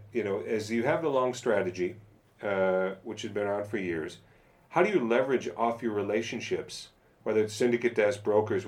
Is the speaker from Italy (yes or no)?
no; United States; my home country, the United States